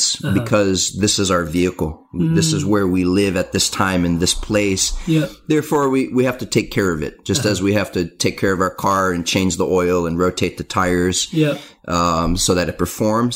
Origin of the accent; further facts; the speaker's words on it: San Diego, California, United States; my hometown of San Diego